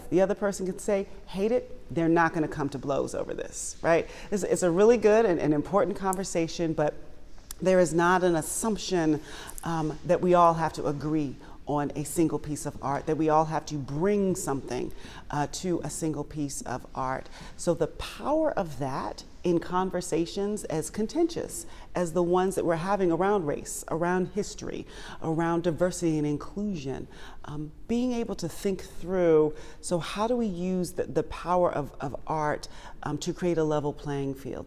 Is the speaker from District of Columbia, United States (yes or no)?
yes; Washington, District of Columbia, United States; I was born and raised in the Washington, D C area